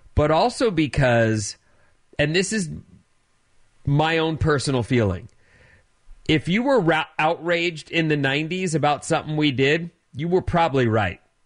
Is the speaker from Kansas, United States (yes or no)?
no; Orange County, California, United States; I grew up in Orange County